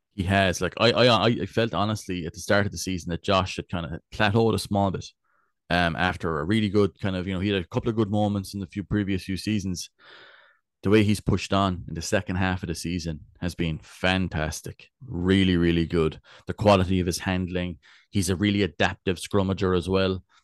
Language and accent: English; West Cork, Munster, Ireland; I'm from Bellineen.